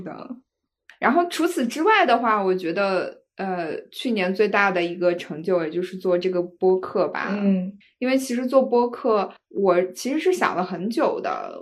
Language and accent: Chinese; Shandong, China; moved away as an adult; 我老家是山东的